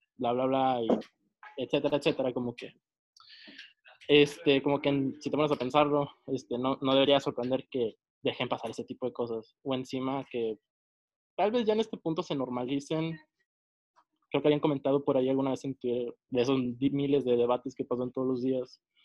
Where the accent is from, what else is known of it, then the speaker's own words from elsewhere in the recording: northern Mexico, Mexico; yo soy del norte de México.